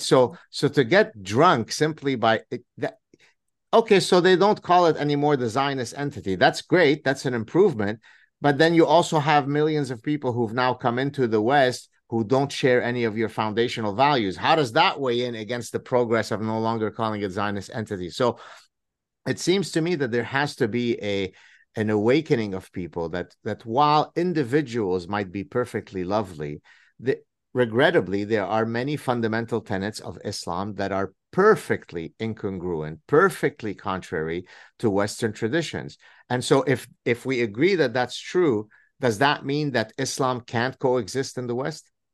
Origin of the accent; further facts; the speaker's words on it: Lebanon; moved away; when I grew up in Lebanon